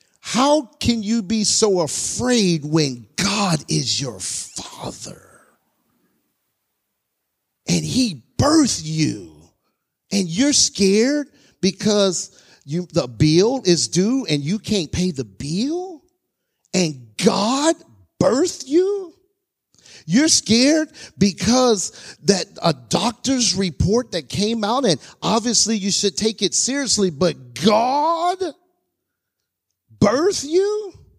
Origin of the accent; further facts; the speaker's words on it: Mississippi, United States; born there; also born or lived in California / Alaska / Texas; now in North Carolina, United States; I was born in Mississippi, moved to California, moved to Alaska, moved to California, moved to Texas. Now I'm in North Carolina.